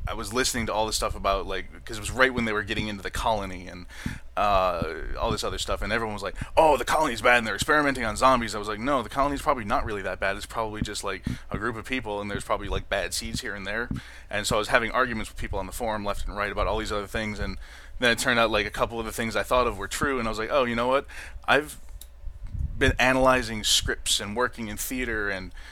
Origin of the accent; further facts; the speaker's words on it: Western New York, United States; I'm from Western New York.